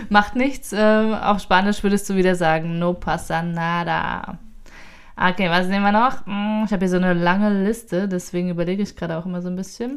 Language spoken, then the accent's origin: German; Thuringia, Germany; nach Thüringen, meine Heimat